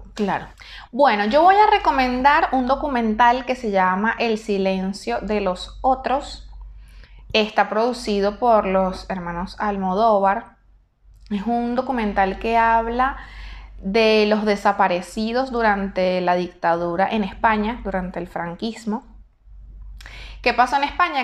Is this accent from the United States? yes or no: no; Venezuela; now in Argentina; yo estoy acá, ¿verdad? En la Argentina. Estoy con una residencia temporaria, perfecto, pero yo no soy ciudadana argentina. Pierdo la nacionalidad venezolana